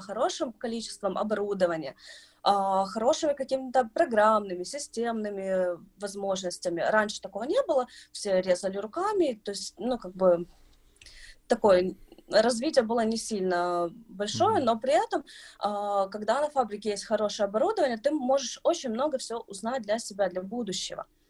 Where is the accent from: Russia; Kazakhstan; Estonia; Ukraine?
Ukraine; Kyiv; я из Киева